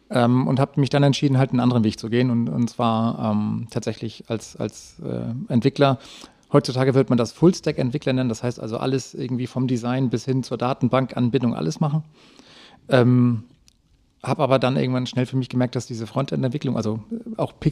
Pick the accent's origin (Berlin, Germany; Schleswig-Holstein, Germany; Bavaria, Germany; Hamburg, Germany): Schleswig-Holstein, Germany; Flensburg; Bin gebürtiger Flensburger und habe da oben halt auch äh, in einem kleinen Dorf nebenbei